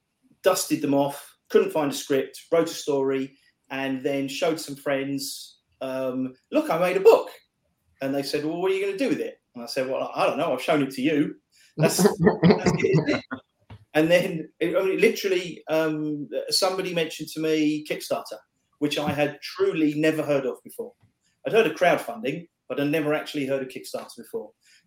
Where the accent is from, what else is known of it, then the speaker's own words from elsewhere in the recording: England, United Kingdom; for being English